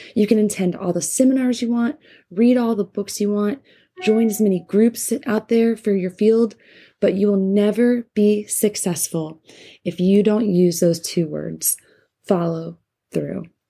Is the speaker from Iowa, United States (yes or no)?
no; North Carolina, United States; my home state of North Carolina